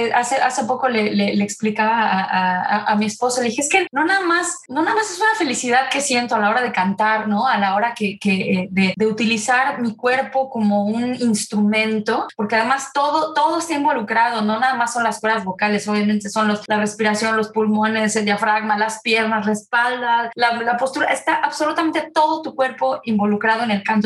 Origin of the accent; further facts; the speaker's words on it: Puebla, Mexico; moved away; also born or lived in Zurich, Switzerland; soy una, mexicana poblana. Fui una niña siempre muy, muy activa